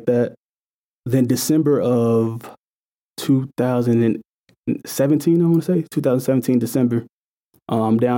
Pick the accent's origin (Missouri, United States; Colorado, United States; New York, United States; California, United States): Missouri, United States; St. Louis; I grew up in St. Louis, Missouri, you know, in the middle of the hood